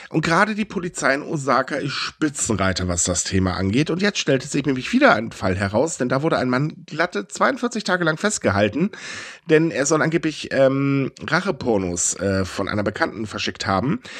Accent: Germany; Bei uns in Deutschland

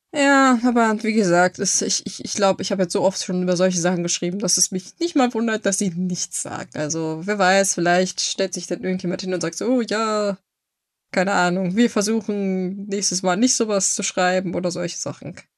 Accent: Germany; bei uns in Deutschland

